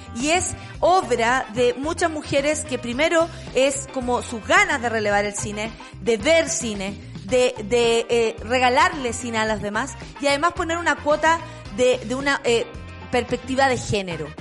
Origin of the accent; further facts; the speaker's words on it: Chile; Como chilenos, como chilenas